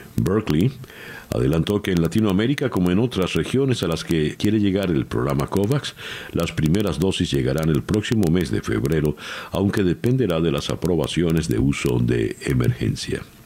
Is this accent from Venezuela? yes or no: yes; Venezuela